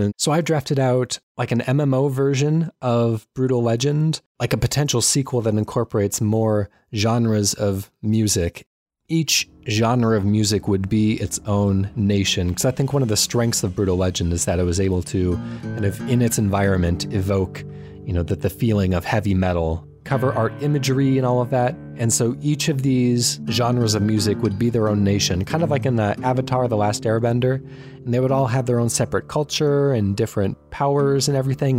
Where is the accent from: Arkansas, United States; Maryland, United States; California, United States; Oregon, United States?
California, United States; Southern; now in Washington, United States; I was born in Southern California